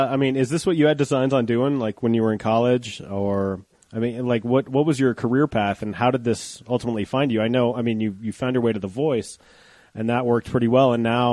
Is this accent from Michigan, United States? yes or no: no; Denver, Colorado, United States; because I'm from Denver.